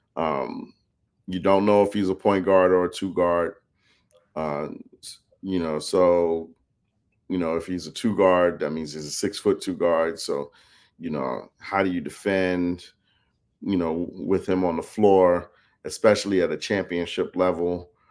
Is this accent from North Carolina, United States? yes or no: no; New York, United States; moved away; I grew up in New York